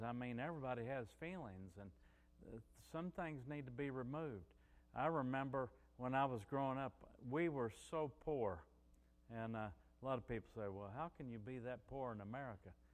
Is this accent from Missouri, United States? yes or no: yes; Missouri, United States; moved away as an adult; also born or lived in New Orleans; I was from Missouri.